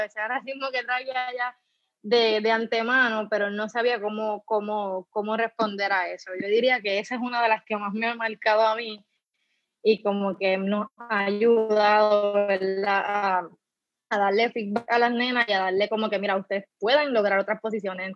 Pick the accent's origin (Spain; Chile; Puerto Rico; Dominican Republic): Puerto Rico; Loíza; soy de Loiza